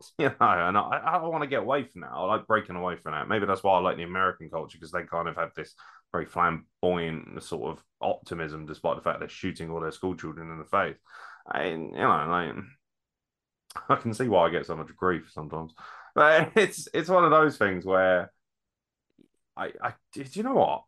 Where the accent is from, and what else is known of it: south of England, United Kingdom; accent: southern